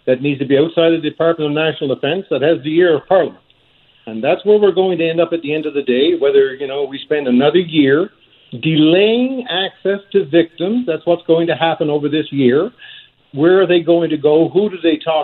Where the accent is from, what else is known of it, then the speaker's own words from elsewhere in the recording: Gander, Newfoundland and Labrador, Canada; I'm a guy from Gander, Newfoundland